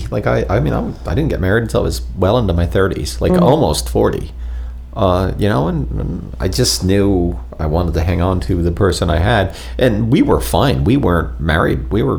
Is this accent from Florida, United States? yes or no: yes; Florida, United States; born or raised there; also born or lived in New Jersey